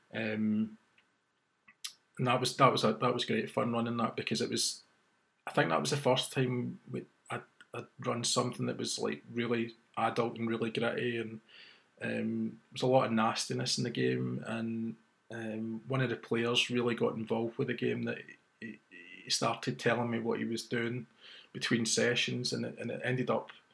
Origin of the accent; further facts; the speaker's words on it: Glasgow, Scotland, United Kingdom; my hometown of Glasgow